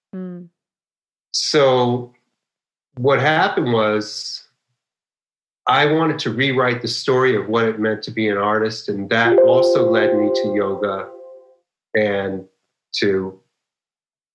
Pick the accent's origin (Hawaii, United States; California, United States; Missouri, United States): California, United States; Los Angeles; I grew up in Los Angeles